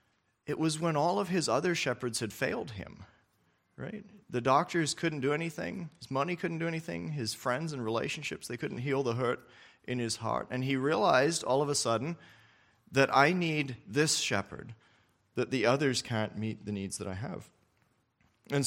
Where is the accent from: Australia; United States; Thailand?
Australia; I remember when I was younger, I grew up in Australia as a missionary kid there